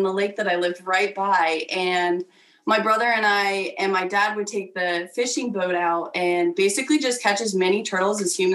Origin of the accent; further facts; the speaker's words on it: Kalamazoo, Michigan, United States; I was born in Kalamazoo, Michigan, and totally raised on a very suburban type atmosphere